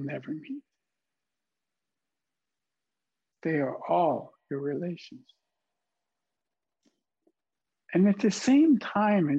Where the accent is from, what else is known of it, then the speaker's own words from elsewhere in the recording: Canadian Prairies, Canada; as a boy when I was growing up on the Canadian prairie